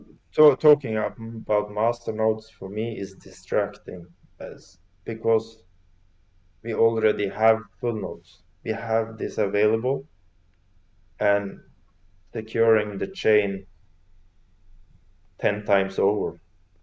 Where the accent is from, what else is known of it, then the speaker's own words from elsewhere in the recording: Oslo, Norway; English is a second language; is capital city of Norway. {S0} Awesome. {S1} So this is my hometown.